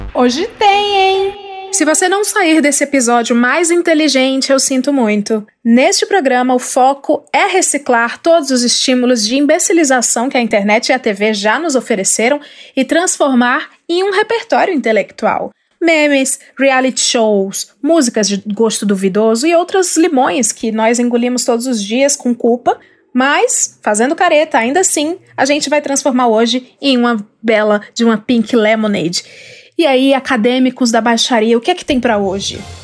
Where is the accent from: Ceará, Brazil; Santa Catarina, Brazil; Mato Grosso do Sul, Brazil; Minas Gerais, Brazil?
Ceará, Brazil; Eu, como cearense, tenho local de fala.